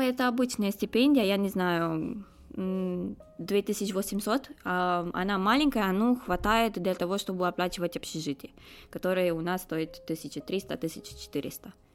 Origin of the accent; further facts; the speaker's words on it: Romania; Russian is a second language; moved away as an adult; now in Moscow, Russia; я из Румынии